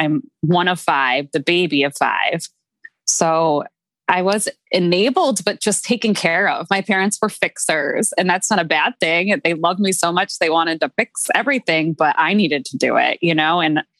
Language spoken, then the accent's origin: English; Massachusetts, United States; moved away as an adult; now in Fort Lauderdale, United States; I'm from Massachusetts, but I just realized like, I can't be here anymore.